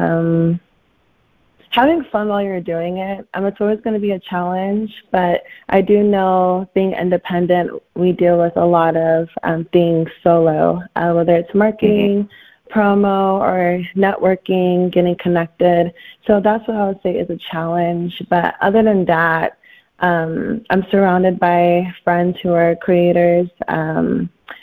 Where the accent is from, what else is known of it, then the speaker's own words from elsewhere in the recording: Houston, Texas, United States; also born or lived in California; now in Chicago, United States; I was born in California and raised in Houston, Texas. I am now in Chicago